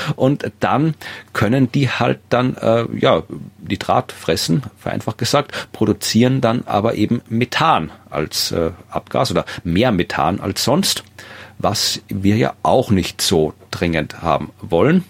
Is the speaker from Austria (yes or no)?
yes; Austria; mir als Österreicher